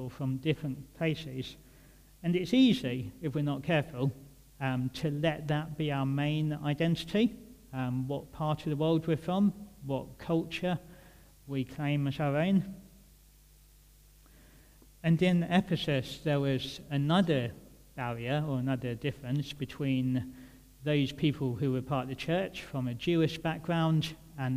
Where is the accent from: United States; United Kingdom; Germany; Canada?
United Kingdom; Kent, South East England; moved away as an adult; now in Birmingham, United Kingdom; I'm from Kent originally.